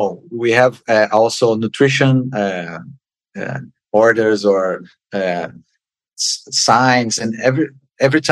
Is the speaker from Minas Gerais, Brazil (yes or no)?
no; Rio de Janeiro, Brazil; English is a second language; moved away as an adult; also born or lived in Niterói, Brazil / Hannover, Germany; now in Bahia, Brazil; I'm in Bahia, but I am Carioca. I am from Rio de Janeiro.